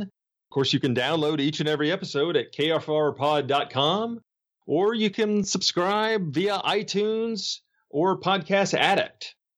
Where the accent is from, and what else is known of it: Memphis, Tennessee, United States; born or raised there